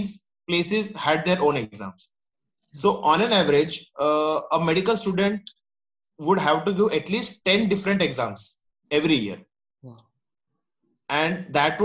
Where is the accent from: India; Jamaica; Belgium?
India; Ahmedabad, Gujarat; I'm from Ahmedabad and born and brought up right here.